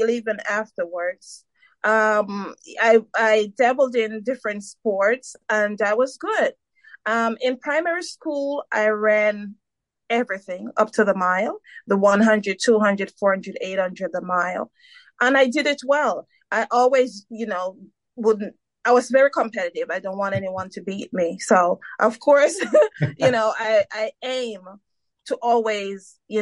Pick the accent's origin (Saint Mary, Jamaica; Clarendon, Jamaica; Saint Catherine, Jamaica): Saint Mary, Jamaica; now in United States; I was born in Jamaica, St. Mary, Jamaica, and I migrated to the U.S. in 1990